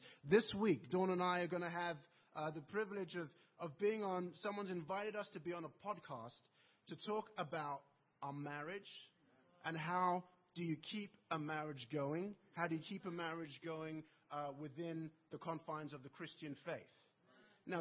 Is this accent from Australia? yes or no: no; England, United Kingdom; accent: English; my English accent